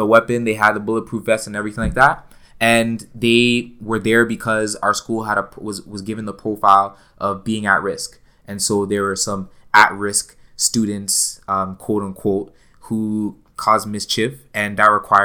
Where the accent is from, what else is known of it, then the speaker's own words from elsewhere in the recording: Toronto, Ontario, Canada; I grew up in Toronto. I grew up in Scarborough